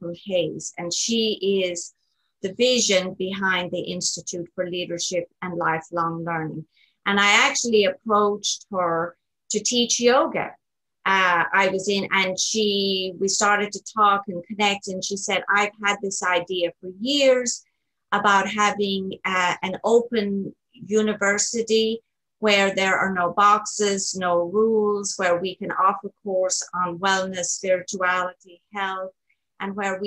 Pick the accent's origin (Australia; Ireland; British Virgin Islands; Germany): Ireland; moved away as an adult; also born or lived in Kansas City, United States; now in United States; I am originally from Ireland, born, raised, educated, lived in Ireland actually until about the age of 27.